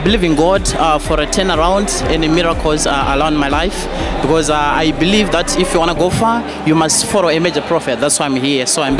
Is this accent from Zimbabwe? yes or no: yes; Zimbabwe; I'm coming from Zimbabwe.